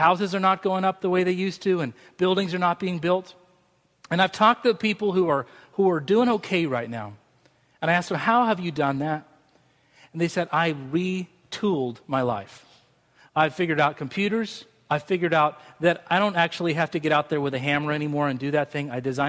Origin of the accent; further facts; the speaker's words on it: Scotland, United Kingdom; That's just the way I'm wired. Maybe it's because I'm Scottish.